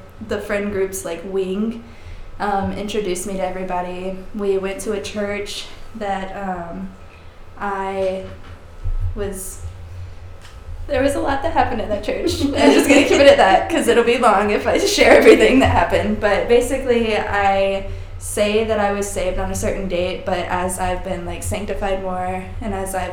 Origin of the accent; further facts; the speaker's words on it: Sumter, South Carolina, United States; I was raised in Sumter, South Carolina, by my single father